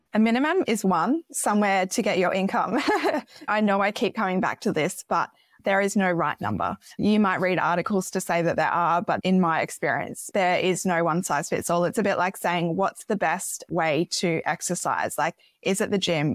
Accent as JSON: {"language": "English", "town": "Gold Coast", "region": "Queensland", "country": "Australia", "tie": "born or raised there", "also_born_or_lived": "Sweden", "said": "I was born in Sweden, grew up on the Gold Coast"}